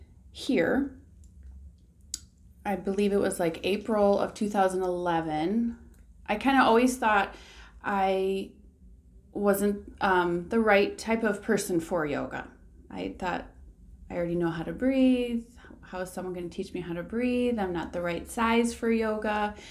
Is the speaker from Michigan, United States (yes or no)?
yes; Petoskey, Michigan, United States; born there; also born or lived in South Carolina / Cadillac / South Lyon; I was originally actually born up north in Petoskey, which is a place I love to go visit. But then as a child, we moved around a little bit for my dad's job. So I've lived in South Carolina and Cadillac and South Lyon, Michigan